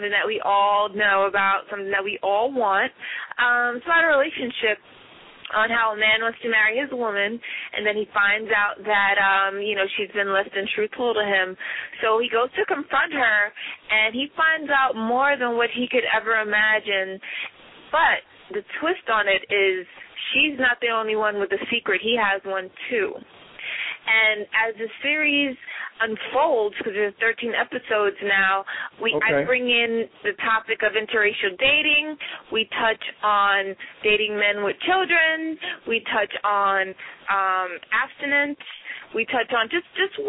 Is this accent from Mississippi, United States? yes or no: no; New York City, New York, United States; Originally, I'm from the North Bronx, New York